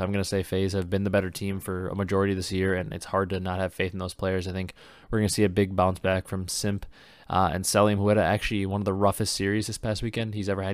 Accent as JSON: {"language": "English", "region": "Wisconsin", "country": "United States", "tie": "born or raised there", "said": "I've lived in Wisconsin my whole life"}